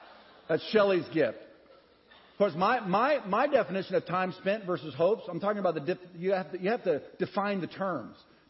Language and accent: English; United States; I'm from America